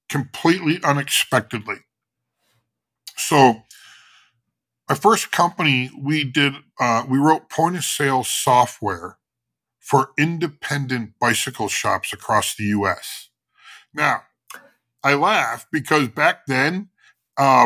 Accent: Chicago, Illinois, United States; I'm from Chicago

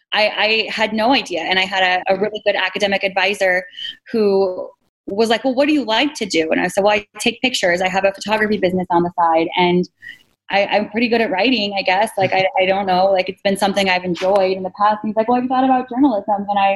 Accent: Washington, United States; We're both from Washington State.

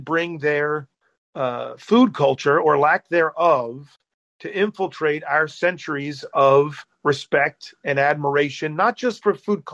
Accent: United States; as an American

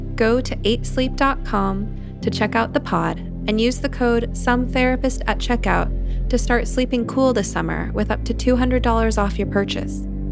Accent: Los Angeles, California, United States; I came from Los Angeles from a, a working class, mixed race neighborhood

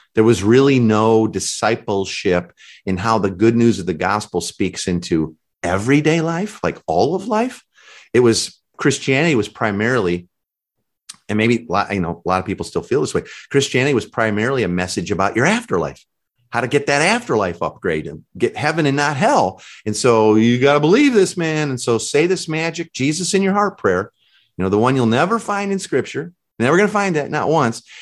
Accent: Chicago, Illinois, United States; I'm from Chicago

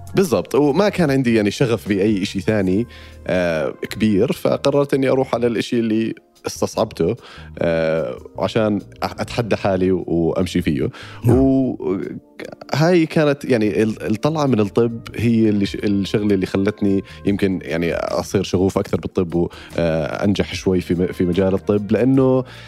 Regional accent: Amman, Amman Governorate, Jordan; moved away as an adult; now in United Kingdom; انا آه، انولدت في بريطانيا بس عشت معظم حياتي في الاردن

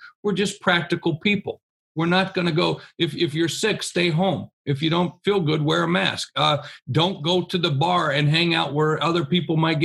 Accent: Rapid City, South Dakota, United States; now in Sioux Falls, United States; Even though I grew up in Rapid City, I call Sioux Falls home because I went to Augustana

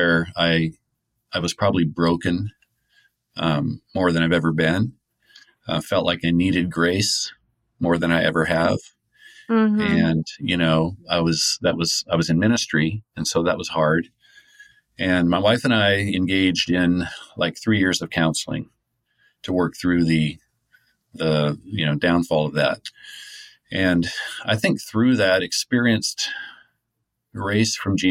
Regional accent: Lynden, Washington, United States; I was raised in a Christian home and, you know, Linden is kind of considered a Christian-y town

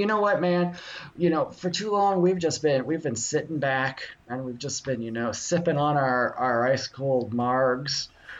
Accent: Florida, United States; we're just a couple small-town Florida guys. We grew up down there in the Keys, just sifting our toes through conch shells and sand every night

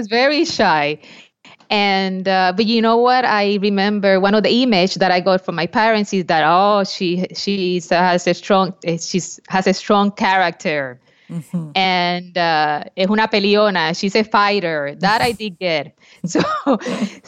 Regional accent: Puerto Rico; I was born in Puerto Rico

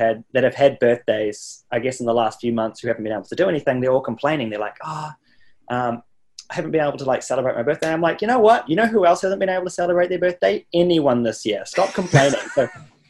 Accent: New Zealand; now in United States; I'm so lucky to I guess be from there. And it's definitely helped me out in many ways to be from New Zealand.

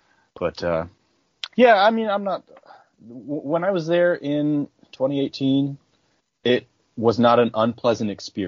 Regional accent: outside of Buffalo, New York, United States; I grew up outside of Buffalo

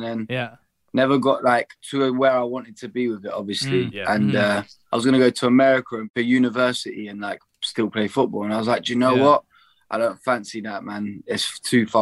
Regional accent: Bedford, East of England, United Kingdom; I'm from Bedford

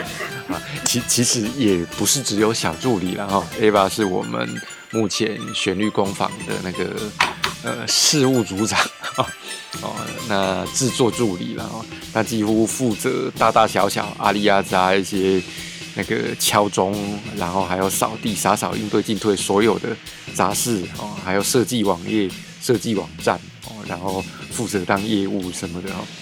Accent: Taiwan; 今天呢，是我们台湾人嘛，哦，过农历年

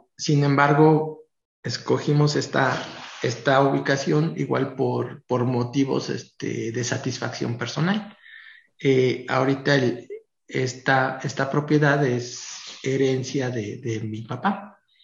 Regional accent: Tlaxcala, Mexico; los que somos de Tlaxcala, pues Tlaxcala es muy pequeñito

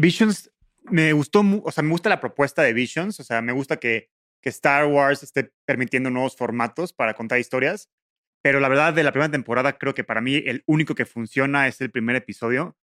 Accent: Mexico

